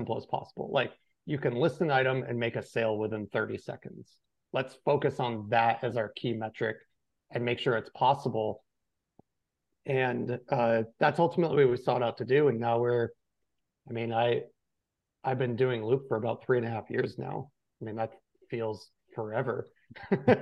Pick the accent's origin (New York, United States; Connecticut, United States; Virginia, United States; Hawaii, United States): New York, United States; Western; moved away; I grew up in Western New York on a dairy farm. My town was like 1,000 people.